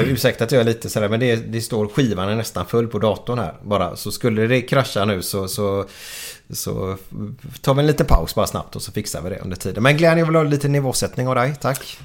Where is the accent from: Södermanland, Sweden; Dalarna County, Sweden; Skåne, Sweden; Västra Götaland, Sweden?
Västra Götaland, Sweden; Gothenburg; Jag är otroligt stolt göteborgare